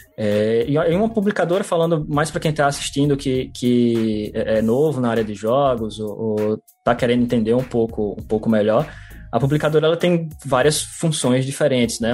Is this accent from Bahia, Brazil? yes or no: no; Natal, Rio Grande do Norte, Brazil; como bom potiguar